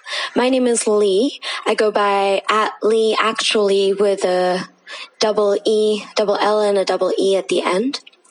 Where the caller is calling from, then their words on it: Mumbai, Maharashtra, India; I am recording currently from Mumbai, India.